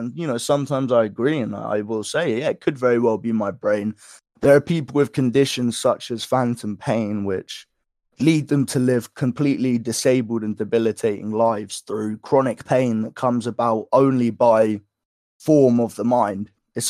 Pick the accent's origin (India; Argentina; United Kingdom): United Kingdom; England; So throughout my life, I live in England, so I'm from England. I'm 21 years of age